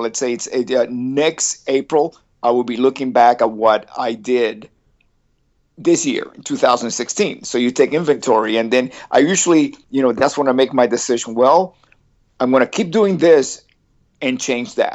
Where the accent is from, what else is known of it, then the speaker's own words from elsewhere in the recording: East Coast, United States; I was raised in the East Coast